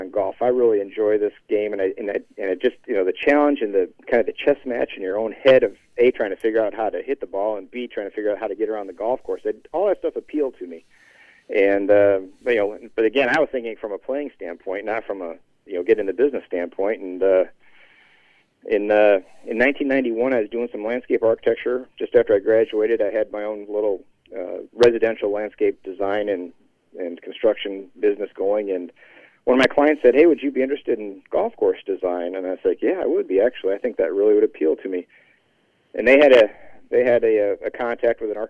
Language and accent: English; Detroit, Michigan, United States; growing up in Detroit